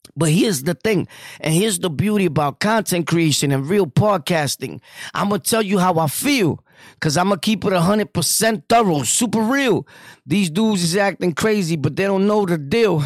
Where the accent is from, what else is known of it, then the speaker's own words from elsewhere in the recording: New York City, New York, United States; I'm from New York City